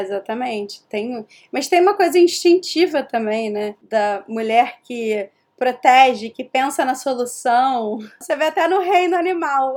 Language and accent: Portuguese; Rio de Janeiro, Brazil; accent: carioca; moved away as an adult; now in New York, United States; eu sou do Rio